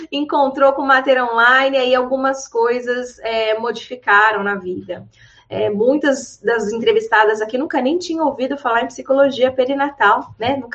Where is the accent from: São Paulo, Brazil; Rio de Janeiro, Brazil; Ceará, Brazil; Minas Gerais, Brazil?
São Paulo, Brazil; Taboão da Serra; Eu sou de Taboão da Serra, que é a cidade da Grande São Paulo, né?